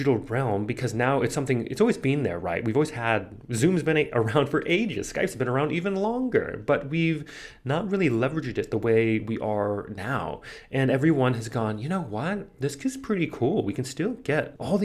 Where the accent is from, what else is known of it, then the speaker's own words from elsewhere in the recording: United States; moved away; also born or lived in New York; I'm from the United States.